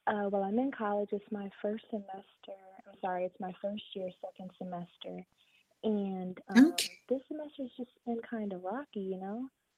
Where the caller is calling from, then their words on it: Dallastown, Pennsylvania, United States; I'm calling from Pennsylvania.